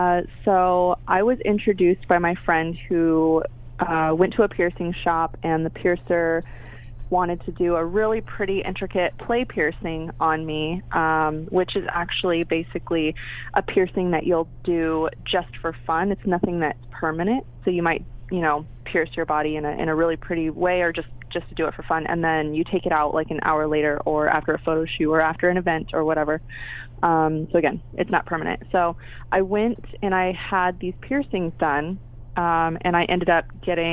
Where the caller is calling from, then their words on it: Pasadena, California, United States; I'm actually in Pasadena right now, so Pasadena, California.